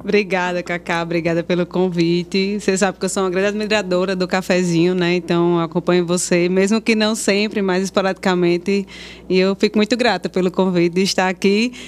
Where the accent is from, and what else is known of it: Currais Novos, Rio Grande do Norte, Brazil; born or raised there